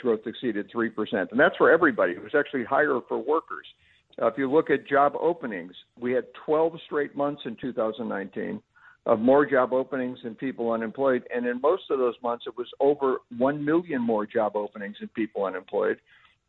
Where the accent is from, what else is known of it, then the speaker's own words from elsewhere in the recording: Cleveland, Ohio, United States; moved away as an adult; I'm from Cleveland, Ohio myself. That's where I was born, lived there till I was 25